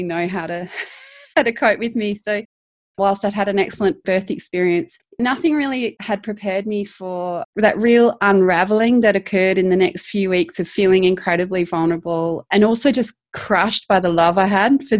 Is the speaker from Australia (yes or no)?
yes; South Australia, Australia; moved away as an adult; also born or lived in Canada; I'm Australian. I was born in South Australia